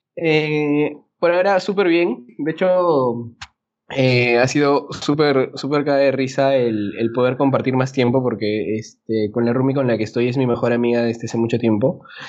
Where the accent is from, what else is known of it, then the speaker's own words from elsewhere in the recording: Peru; como buen peruano